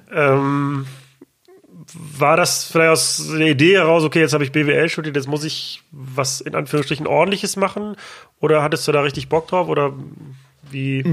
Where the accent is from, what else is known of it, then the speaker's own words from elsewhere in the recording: Ruhr area, North Rhine-Westphalia, Germany; ich komme aus dem Ruhrgebiet